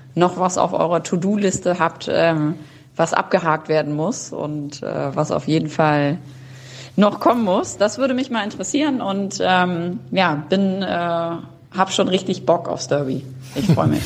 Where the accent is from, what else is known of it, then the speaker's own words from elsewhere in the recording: Bremen, Germany; moved away as an adult; now in Hamburg, Germany; ich bin gebürtige Bremerin, ich habe 25 Jahre in Bremen gelebt.